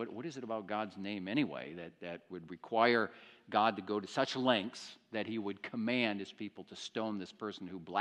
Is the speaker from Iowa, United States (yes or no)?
yes; Iowa, United States; moved away; I grew up in the States, in the state of Iowa, which is very agricultural territory, and I grew up in a small Iowa town